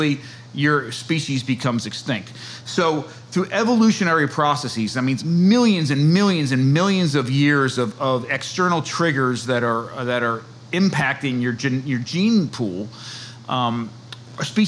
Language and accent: English; New Jersey, United States; moved away as an adult; now in Chestertown, Maryland, United States; I'm from New Jersey. My wife and I are both from New Jersey